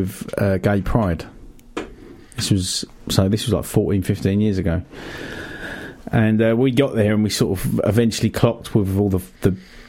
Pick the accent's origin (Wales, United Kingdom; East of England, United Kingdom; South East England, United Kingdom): South East England, United Kingdom; Brighton; I'm from Brighton, don't you know?